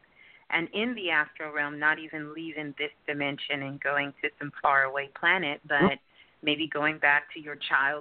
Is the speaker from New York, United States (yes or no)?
yes; New York City, New York, United States; I'm from Brooklyn. Brooklyn girl